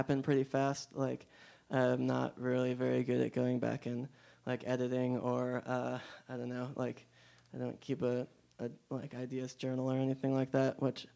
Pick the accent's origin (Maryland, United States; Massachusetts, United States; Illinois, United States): Illinois, United States; outside Chicago; moved away as an adult; now in Bloomington, United States; I'm from outside Chicago